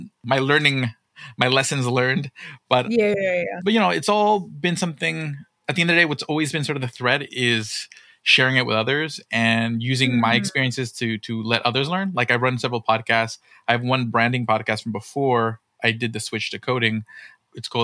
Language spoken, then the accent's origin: English; Connecticut, United States; moved away as an adult; also born or lived in Ohio / New York City; I grew up in Connecticut